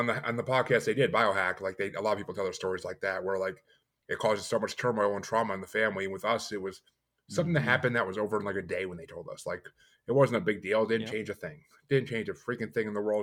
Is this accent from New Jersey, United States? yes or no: no; New York, United States; now in Massachusetts, United States; I'm in Massachusetts now, but I grew up in New York.